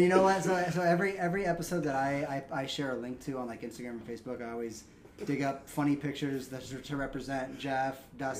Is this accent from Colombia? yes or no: yes; Colombia; accent: Colombian; now in Columbus, United States; When I tell people I'm Colombian, the usual response I get in Ohio is...